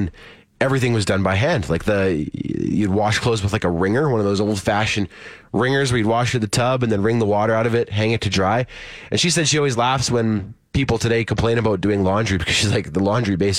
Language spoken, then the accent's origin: English; Saskatchewan, Canada; where I grew up in Saskatchewan